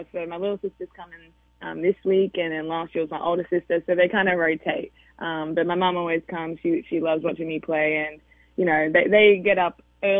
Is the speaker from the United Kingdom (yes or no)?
yes; United Kingdom; I'm British, not Australian.